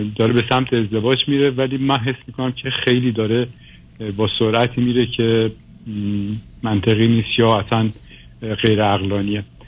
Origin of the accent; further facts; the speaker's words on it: Iran; moved away as an adult; also born or lived in Western Europe; حدودا 15 سال پیش از ایران اومدم اروپا و غرب اروپا تحصیل کردم و زندگی کردم